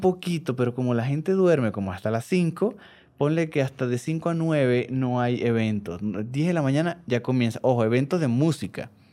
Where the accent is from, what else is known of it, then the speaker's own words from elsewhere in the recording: Venezuela; Yo soy venezolano